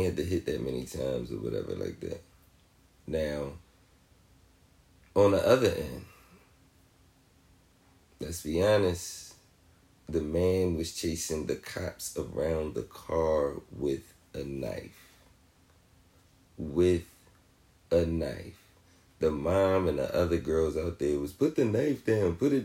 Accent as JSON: {"language": "English", "town": "Philadelphia", "region": "Pennsylvania", "country": "United States", "tie": "born or raised there", "said": "my hometown in Philly"}